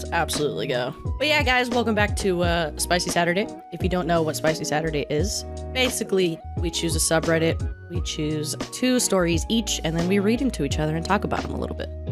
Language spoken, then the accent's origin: English; the South, Florida, United States; I'm from the South.